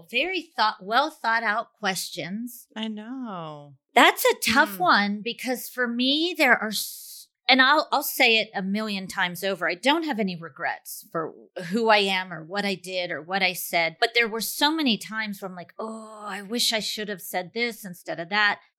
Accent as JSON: {"language": "English", "country": "Peru", "second_language": "English", "said": "I'm from Peru, and my question is what period would you travel to if you were given a time machine?"}